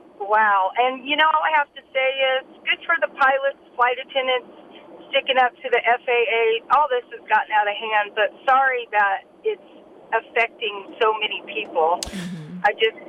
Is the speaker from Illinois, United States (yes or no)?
yes; Illinois, United States; moved away; They're all from Illinois, my hometown